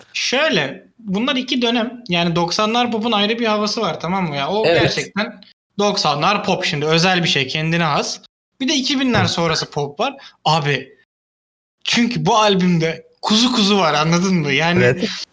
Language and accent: Turkish; Istanbul, Turkey; benim büyüdüğüm yerde benim çocukluğumun yani, yani direkt çocukluğumun geçtiği yer Çamlı kahveydi.